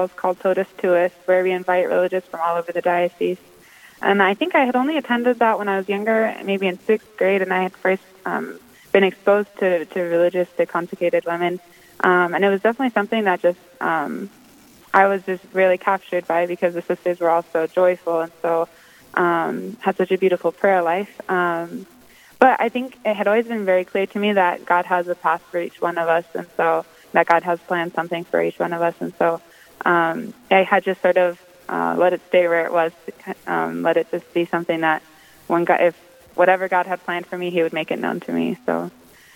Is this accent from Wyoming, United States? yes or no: yes; Beulah, Wyoming, United States; moved away as an adult; also born or lived in Washington, D.C. area / Italy; I'm from Beulah, Wyoming. It's a tiny little town